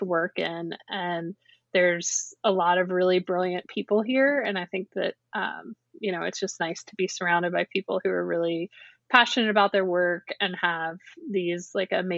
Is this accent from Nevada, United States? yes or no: no; North Carolina, United States; also born or lived in Chapel Hill / Baltimore; I'm from North Carolina. I was raised here and I came through the public school system in North Carolina